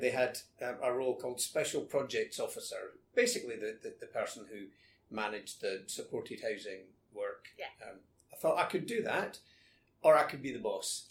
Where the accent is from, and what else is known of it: Scotland, United Kingdom; moved away as an adult; also born or lived in London